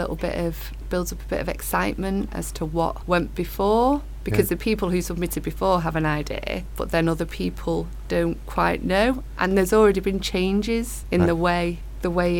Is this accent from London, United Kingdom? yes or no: no; Manchester, North West England, United Kingdom; I was born at Withington Hospital